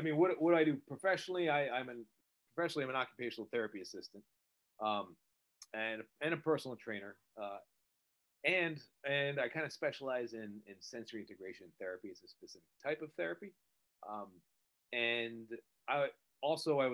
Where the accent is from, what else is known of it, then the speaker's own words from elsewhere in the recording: New Jersey, United States; also born or lived in Pennsylvania; I'm from New Jersey. I live right outside New York City